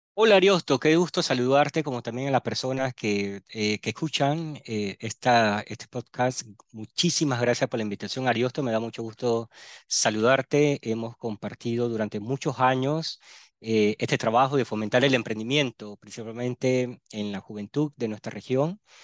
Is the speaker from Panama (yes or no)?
yes; Panama City, Panama; also born or lived in Barranquilla, Colombia; yo soy natal de Barranquilla, Colombia, costa atlántica de Colombia, me crié en Panamá, en la ciudad de Panamá